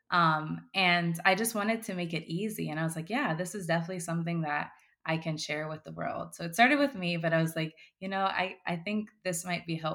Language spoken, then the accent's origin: English; West Palm Beach, Florida, United States; Yeah, West Palm Beach, Florida.